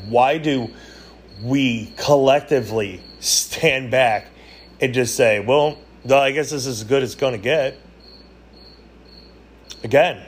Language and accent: English; United States; we as Americans